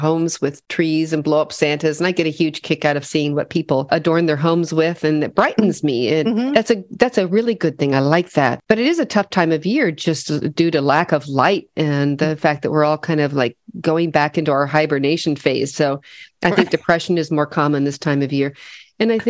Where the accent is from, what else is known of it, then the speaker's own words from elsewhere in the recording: Midwest, United States; moved away as an adult; I grew up in the Midwest